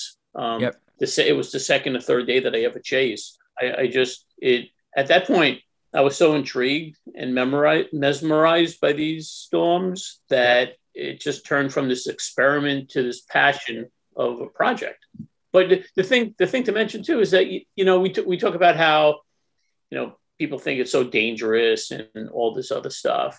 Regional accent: Long Island, New York, United States; I grew up in Long Island, near New York, not New York City

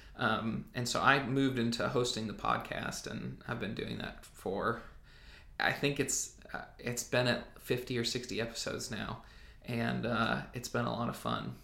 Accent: Southern Illinois, United States; moved away as an adult; now in Jackson, United States; I grew up in Southern Illinois

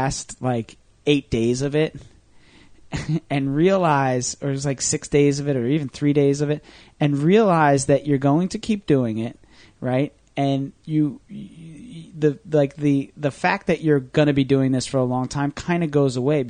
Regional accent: Manasquan, New Jersey, United States; Manasquan, New Jersey, my hometown

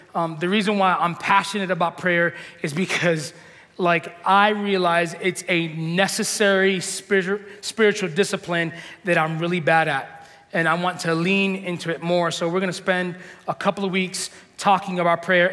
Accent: New York, United States; moved away; we're from New York

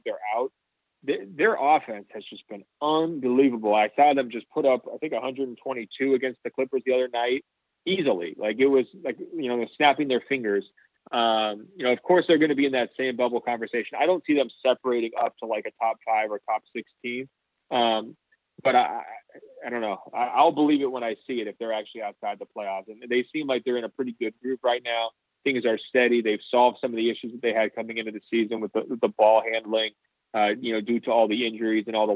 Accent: the West, United States; also born or lived in California; growing up in the West

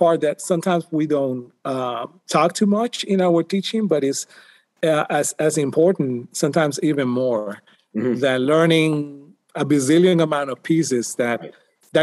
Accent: Cidra, Puerto Rico; moved away as an adult; also born or lived in San Juan, Puerto Rico; now in United States; So I grew up in Puerto Rico. I was born and raised there in a little town close to the mountains called Sidra.

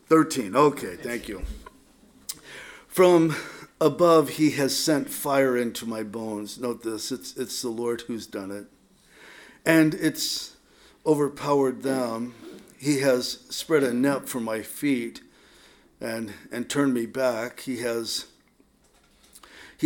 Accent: San Diego, California, United States; also born or lived in Norwalk; I grew up in San Diego

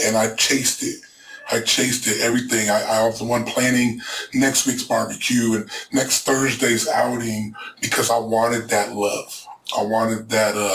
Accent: Des Moines, Iowa, United States; English is a second language; also born or lived in Ciudad Juarez, Mexico / Orange County, California; been raised on the south side of Des Moines

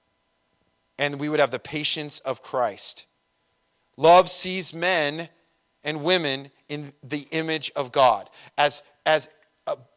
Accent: Redlands, California, United States; I'm from Redlands

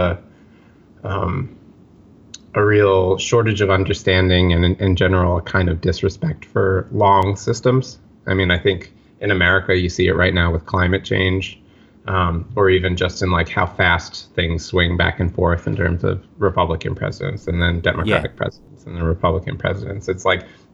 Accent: New York City, New York, United States; growing up in Park Slope in Brooklyn

